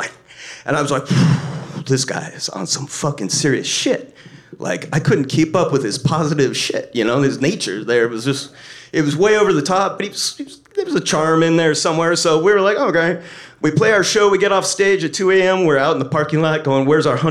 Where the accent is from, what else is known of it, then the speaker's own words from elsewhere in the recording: Los Angeles, California, United States; moved away; I'm from Los Angeles, California, the beach cities originally